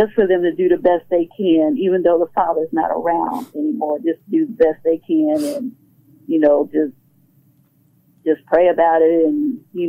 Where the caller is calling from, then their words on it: Conyers, Georgia, United States; I'm calling from Conyers.